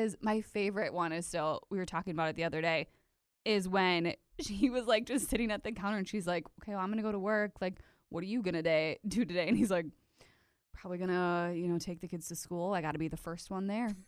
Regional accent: De Pere, Wisconsin, United States; we're from De Pere

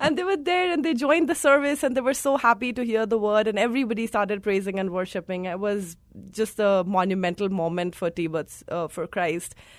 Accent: India; moved away; I come from India. I was born and brought up there.

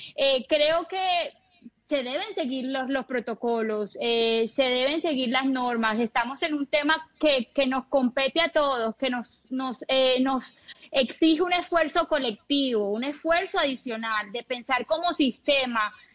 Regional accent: Cartagena, Bolívar, Colombia; salí de aquí de Cartagena a recorrer el mundo

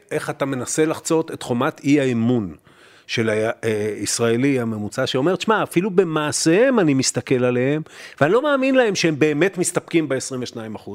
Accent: Israel; אתה ואני גדלנו במדינה שהיה לאיום קיומי אמיתי

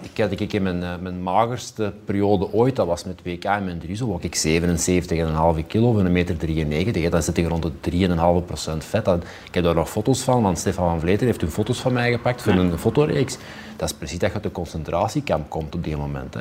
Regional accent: Flemings, Flanders, Belgium; Wij zijn dan altijd als Vlamingen voorzichtig

